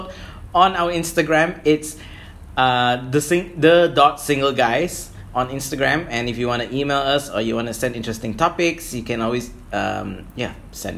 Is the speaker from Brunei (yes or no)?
yes; Brunei; we're from Brunei